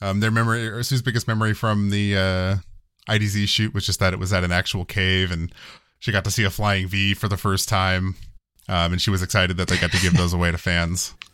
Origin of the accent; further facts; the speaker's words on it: United States; I'm American